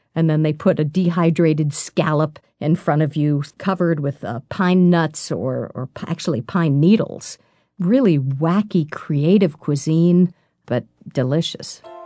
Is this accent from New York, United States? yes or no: yes; New York City, New York, United States; I'm a native New Yorker. I was born in New York. I've lived here my whole life